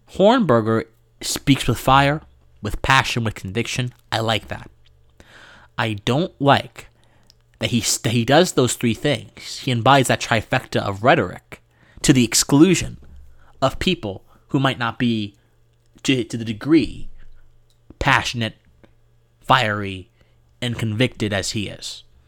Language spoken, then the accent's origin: English; Georgia, United States; my home state here of Georgia